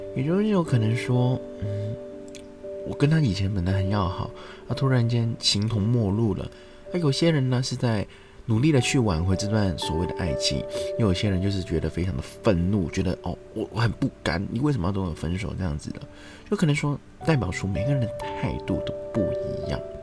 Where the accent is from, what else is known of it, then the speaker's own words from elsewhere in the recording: China; moved away; also born or lived in Taiwan; 我们大陆那边也有很多很优秀的团体啦